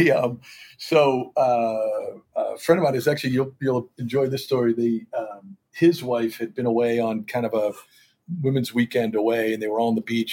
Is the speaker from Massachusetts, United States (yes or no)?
yes; Boston, Massachusetts, United States; moved away as an adult; also born or lived in Providence, Rhode Island / New York; as a Bostonian